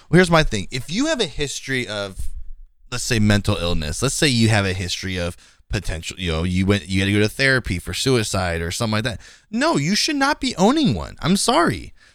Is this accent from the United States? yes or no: yes; Bay Area, California, United States; I'm from the Bay Area